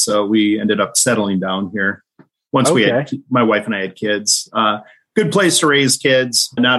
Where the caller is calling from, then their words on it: Fargo, North Dakota, United States; Fargo, North Dakota is always beautiful this time of January.